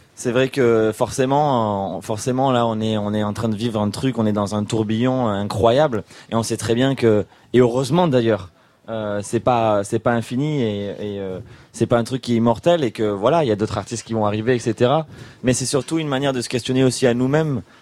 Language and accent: French; Toulouse, Occitania, France; nous quand on vient de Toulouse